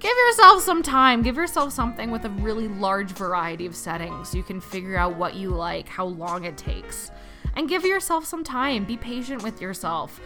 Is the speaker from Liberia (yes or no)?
no; Canada; I'm from Canada